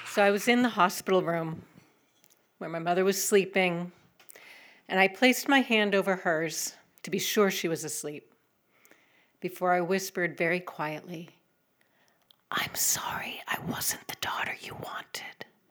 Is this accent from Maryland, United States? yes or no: no; Northampton, Massachusetts, United States; I'm from Northampton.